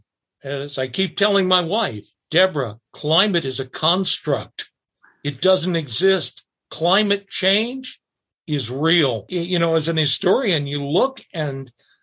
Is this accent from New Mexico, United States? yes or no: yes; Dulce, New Mexico, United States; my hometown, Dulce